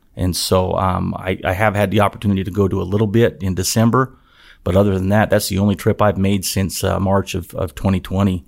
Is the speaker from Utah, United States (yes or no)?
yes; Utah, United States; moved away as an adult; also born or lived in Nevada / West Virginia; I, I grew up in Utah, went to school in Utah, uh, lived in Nevada a little bit as a child and as an adult